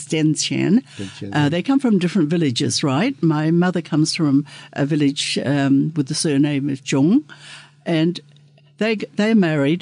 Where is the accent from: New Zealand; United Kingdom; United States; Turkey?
New Zealand; now in Australia; I'm a Kiwi by birth, I'm a resident Australian